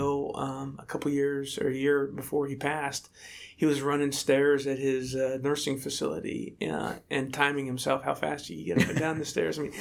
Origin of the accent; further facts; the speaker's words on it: State College, Pennsylvania, United States; when I was about 12 years old in State College, Pennsylvania, my hometown